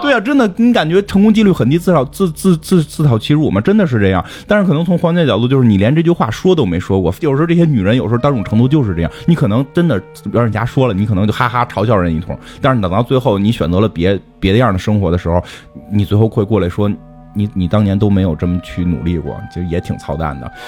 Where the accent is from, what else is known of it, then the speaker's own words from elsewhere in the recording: China; 作为中国人，我觉得比《达芬奇密密码》还强